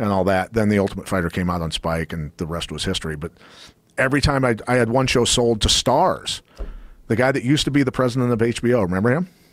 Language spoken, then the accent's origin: English; Iowa, United States; I'm a kid from Iowa